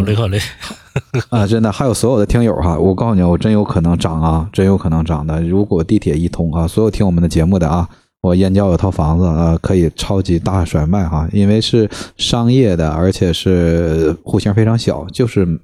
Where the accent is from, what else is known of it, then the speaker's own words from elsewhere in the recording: Northeast China, China; moved away as an adult; also born or lived in Harbin; now in Beijing, China; 我是东北人